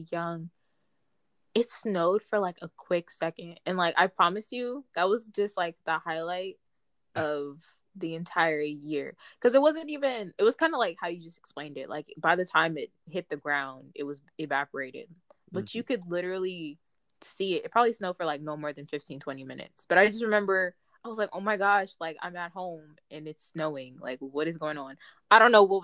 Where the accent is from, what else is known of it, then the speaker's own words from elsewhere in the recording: California, United States; I'm from California, y'all. Like, it does not snow, like, in the slightest.